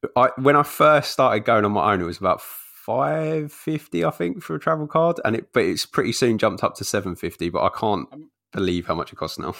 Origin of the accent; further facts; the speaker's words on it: London, United Kingdom; moved away; also born or lived in Essex; I, spent a lot of time growing up in London, but we moved out to Essex when I got older